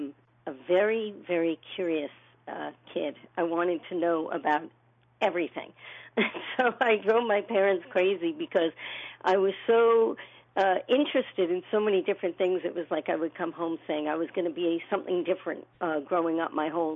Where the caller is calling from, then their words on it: New York, United States; So I am based in Rockland County, New York. It's just 15 miles north of the George Washington Bridge from the city.